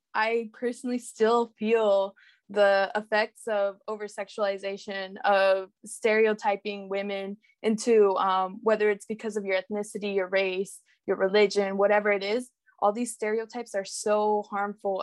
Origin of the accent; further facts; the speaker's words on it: Salinas, California, United States; I'm from Salinas, California, which is in the Central